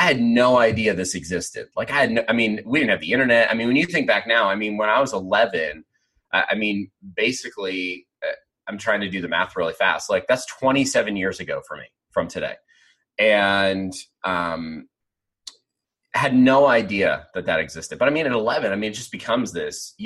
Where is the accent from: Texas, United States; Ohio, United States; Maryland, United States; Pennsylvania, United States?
Pennsylvania, United States; where I grew up in Pennsylvania, church was something that you did